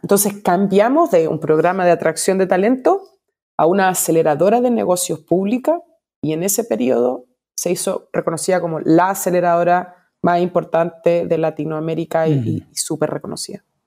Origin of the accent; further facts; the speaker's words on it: Chile; como decimos en Chile